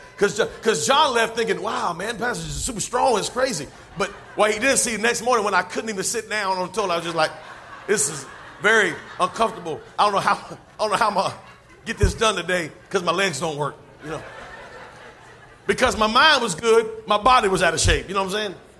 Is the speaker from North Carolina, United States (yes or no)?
yes; North Carolina, United States; now in Georgia, United States; I'm from North Carolina